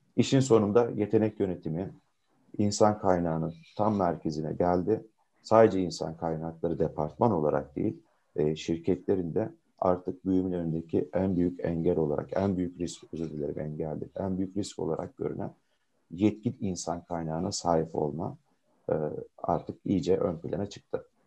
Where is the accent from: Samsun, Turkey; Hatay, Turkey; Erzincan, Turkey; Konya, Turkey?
Konya, Turkey; 79 Konya doğumluyum.